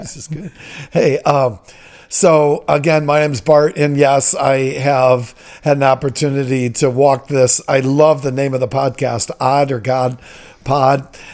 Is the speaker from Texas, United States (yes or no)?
no; Toledo, Ohio, United States; I'm from Toledo. I'm a product of Toledo Public Schools.